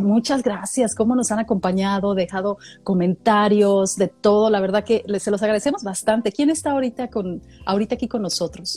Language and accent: Spanish; Mexico; moved away; como mexicana viviendo en el extranjero